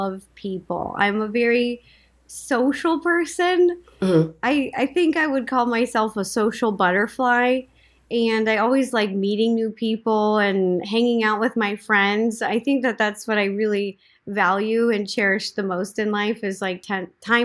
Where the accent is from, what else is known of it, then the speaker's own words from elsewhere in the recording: Seattle, Washington, United States; moved away as an adult; now in Los Angeles, United States; I grew up in Seattle, Washington